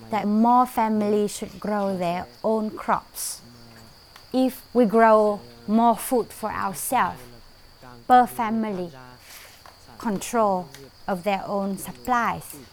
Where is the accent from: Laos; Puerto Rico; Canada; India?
Laos; Luang Prabang Province; Cú Tho I come from Long Longland Village. Luang Prabang Province.